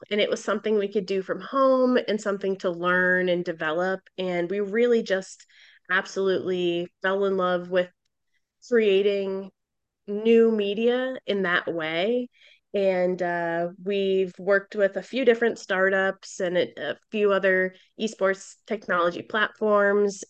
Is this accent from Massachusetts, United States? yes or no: yes; Boston, Massachusetts, United States; I'm from Boston